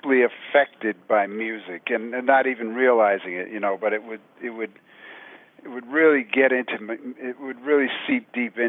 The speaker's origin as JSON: {"language": "English", "town": "New York City", "region": "New York", "country": "United States", "tie": "born or raised there", "said": "growing up in New York City, in the '60s"}